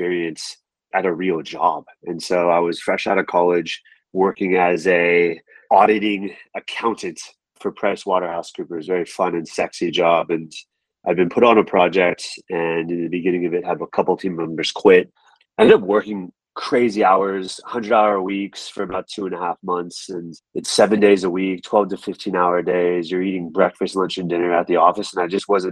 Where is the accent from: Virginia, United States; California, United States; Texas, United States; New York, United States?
California, United States; San Francisco; born and raised in San Francisco, California